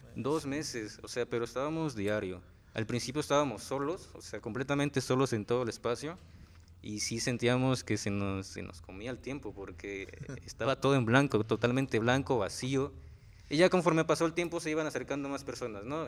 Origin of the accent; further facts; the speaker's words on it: Xalostoc, Morelos, Mexico; soy originario de Jalostoc, de Jalostoc, Ayala